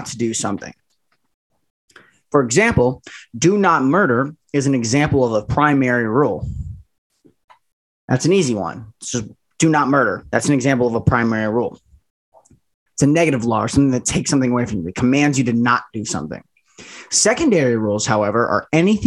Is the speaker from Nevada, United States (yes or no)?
yes; Las Vegas, Nevada, United States; I was born in Las Vegas, Nevada